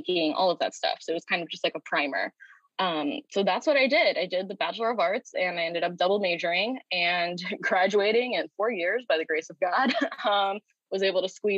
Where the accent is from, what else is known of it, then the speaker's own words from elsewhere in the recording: St. Louis, Missouri, United States; moved away as an adult; now in California, United States; I grew up in St. Louis, Missouri, and didn't want to go very far away.